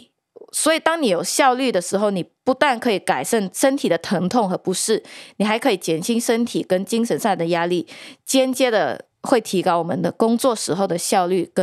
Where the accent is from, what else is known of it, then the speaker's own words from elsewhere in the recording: New York, United States; 我们都是纽约人嘛，我们时常要赶很多很多的 deadline